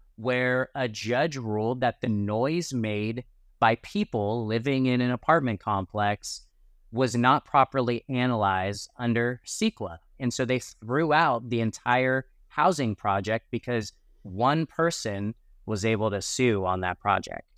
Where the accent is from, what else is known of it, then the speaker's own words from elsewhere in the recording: California, United States; as a Californian